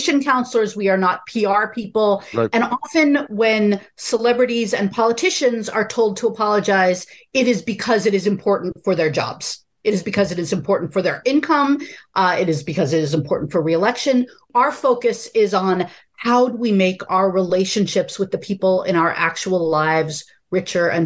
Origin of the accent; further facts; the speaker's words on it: United States; as an American